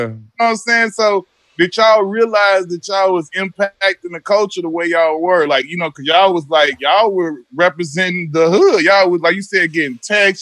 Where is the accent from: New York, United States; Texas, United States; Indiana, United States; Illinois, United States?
Illinois, United States; Chicago; I'm from Chicago